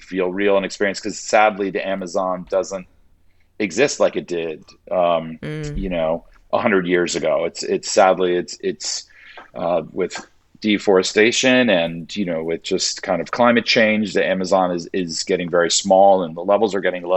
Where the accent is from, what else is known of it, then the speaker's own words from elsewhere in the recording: Miami, Florida, United States; moved away; I was born and raised in Miami, Florida.